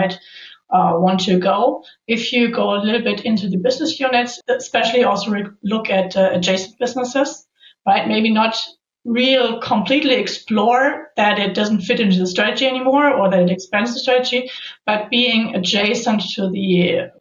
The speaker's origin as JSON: {"language": "English", "town": "Nuremberg", "region": "Bavaria", "country": "Germany", "tie": "born or raised there", "also_born_or_lived": "Stuttgart area", "moved": "as an adult", "said": "I am actually joining from my home office, which is in Nuremberg in Bavaria, Germany. My office, like Bosch, is in Stuttgart area, but we just moved back to my hometown."}